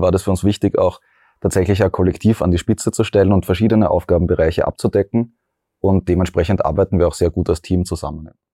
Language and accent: German; Graz, Styria, Austria; ich bin ja aus Graz